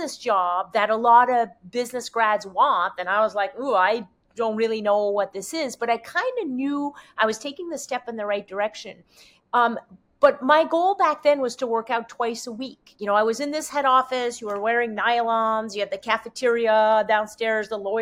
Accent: Quebec, Canada; first language French; English is a second language; moved away; I'm French. I barely speak English. I'm from Quebec.

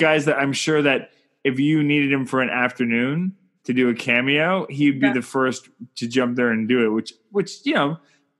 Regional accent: Canada; I'm Canadian filmmaker

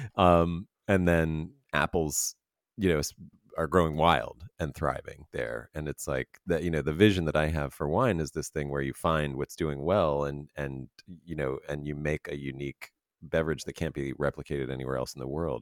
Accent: Pennsylvania, United States; I'm from Pennsylvania as well

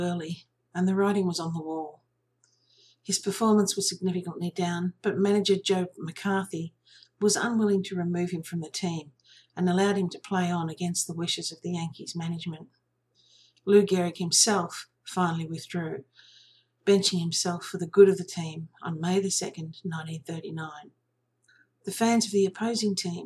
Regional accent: Australia; I'm an Australian

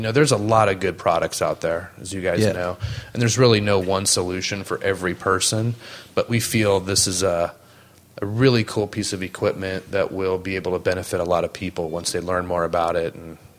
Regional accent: San Diego, California, United States; also born or lived in Steamboat Springs, Colorado; I was born and raised in San Diego.

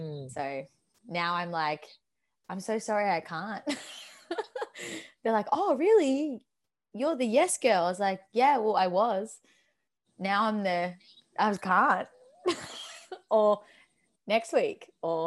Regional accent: Australia; also born or lived in Torquay, Victoria; I am a human being labelled as Australian, living in Torquay, Victoria

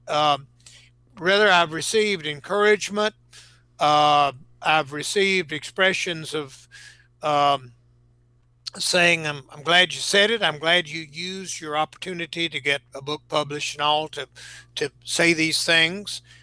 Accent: Greenville, South Carolina, United States; a young man uh, from Greenville, South Carolina, my hometown

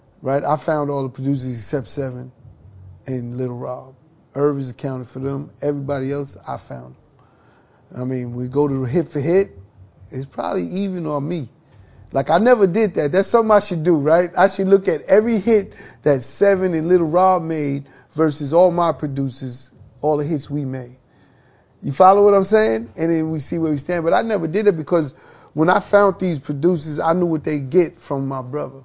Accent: New York City, New York, United States; growing up in Hollis, Queens

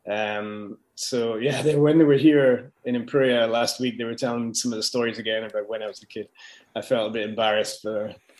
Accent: Scotland, United Kingdom; moved away as an adult; also born or lived in France / Dubai; I'm from Scotland, and I'm one of a few skydivers who made it out of Scotland

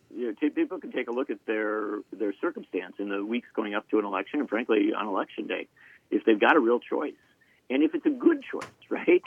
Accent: Wisconsin, United States; how I grew up in Wisconsin

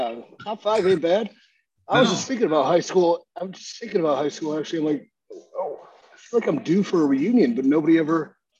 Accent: Willoughby, Ohio, United States; moved away; growing up in Ohio, Willoughby

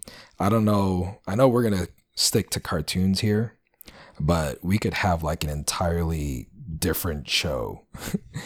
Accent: New York City, New York, United States; I grew up in the Bronx

